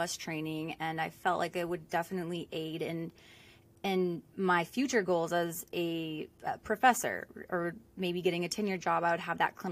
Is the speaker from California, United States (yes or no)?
yes; Southern California, United States; moved away as an adult; also born or lived in Rhode Island; I'm originally from Southern California, grew up there